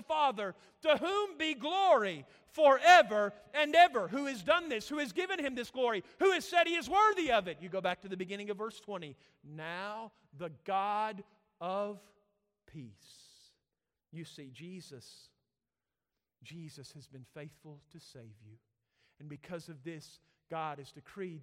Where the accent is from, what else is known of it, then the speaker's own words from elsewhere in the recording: Tennessee, United States; we're from Tennessee